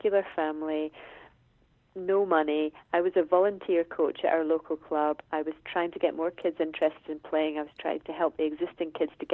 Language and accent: English; Scotland, United Kingdom; as a Scottish tennis person myself